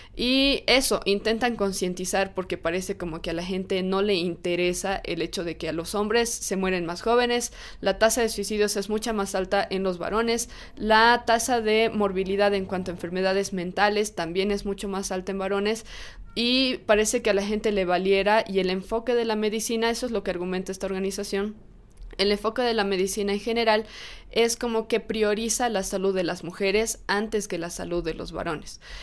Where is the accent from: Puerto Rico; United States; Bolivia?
Bolivia; en mi país, en Bolivia